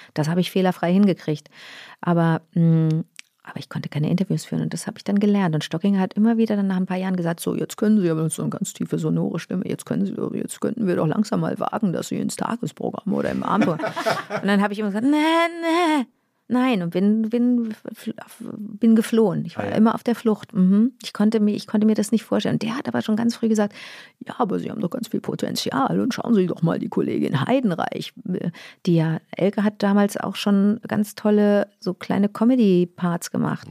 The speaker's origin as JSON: {"language": "German", "town": "Rösrath", "region": "North Rhine-Westphalia", "country": "Germany", "tie": "born or raised there", "also_born_or_lived": "Montreal, Canada", "said": "ich habe schönste Erinnerungen an Rösrath. Das war wirklich mein, das war echt ein schönes Zuhause"}